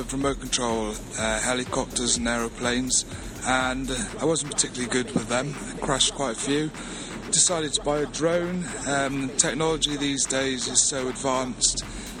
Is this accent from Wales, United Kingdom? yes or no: yes; Wales, United Kingdom; Personally, I think we sound not the most intelligent, but I can say that because I'm Welsh.